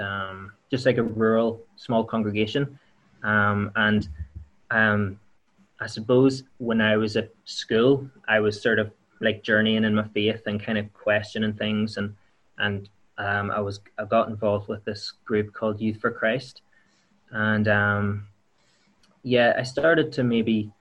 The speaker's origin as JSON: {"language": "English", "area": "County Tyrone", "region": "Northern Ireland", "country": "United Kingdom", "lives_now": "Enniskillen, United Kingdom", "said": "I'm from Bidmill Town in County Tyrone. I'm living in Enniskillen now."}